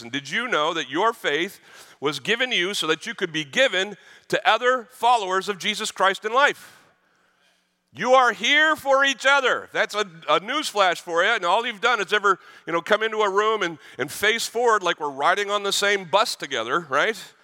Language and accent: English; Boston, Massachusetts, United States; I grew up in Boston